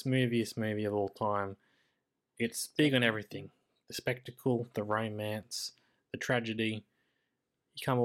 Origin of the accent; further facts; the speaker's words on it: Queensland, Australia; I'm a Queenslander